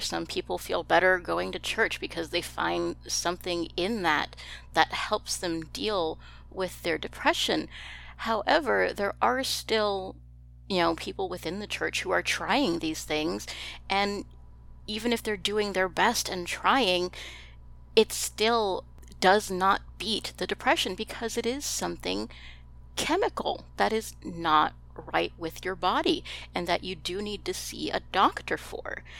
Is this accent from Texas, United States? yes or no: yes; Texas, United States; I'm from Texas